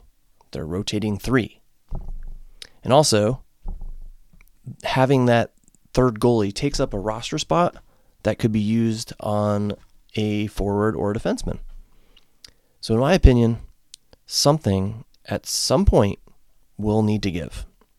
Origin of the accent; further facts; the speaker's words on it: New England, United States; I grew up in New England, so heading back there.